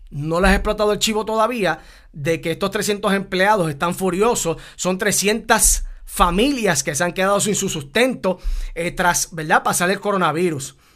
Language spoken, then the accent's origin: Spanish; Puerto Rico; Somos puertorriqueños y nos llena de orgullo también.